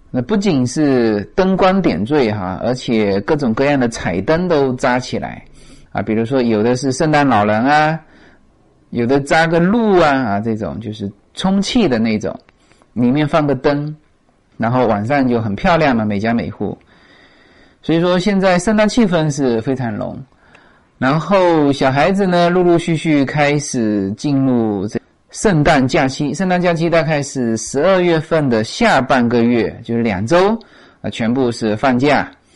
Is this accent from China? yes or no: yes; China; moved away; 我们中国人当然是喜欢这种聪明才智嘛